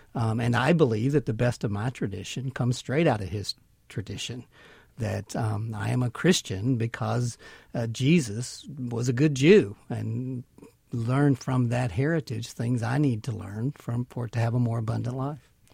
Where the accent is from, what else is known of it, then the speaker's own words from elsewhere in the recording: Mississippi, United States; moved away as an adult; now in New York, United States; I grew up in Mississippi, where my father, uh, was a Southern Baptist pastor